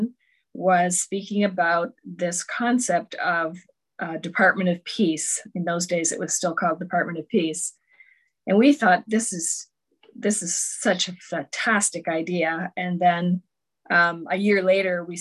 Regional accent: just outside Toronto, Ontario, Canada; I was born in just outside Toronto, grew up there.

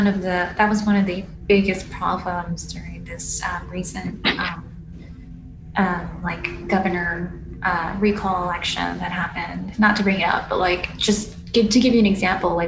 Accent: Los Angeles, California, United States; I grew up in the Venice area for the most part, and I went to school there too

